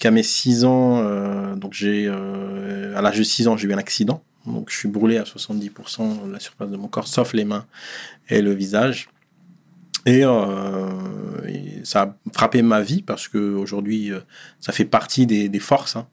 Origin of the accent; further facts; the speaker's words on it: Dechy, Hauts-de-France, France; moi, je suis né en 83